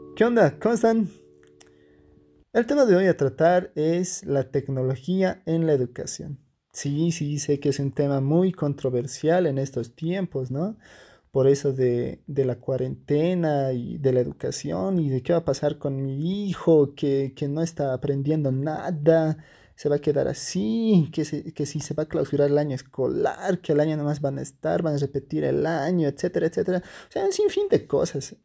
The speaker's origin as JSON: {"language": "Spanish", "country": "Bolivia", "said": "yo soy de Bolivia"}